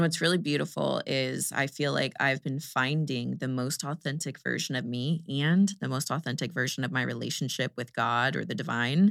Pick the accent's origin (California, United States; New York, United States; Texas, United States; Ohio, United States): Texas, United States; Houston; I'm from Houston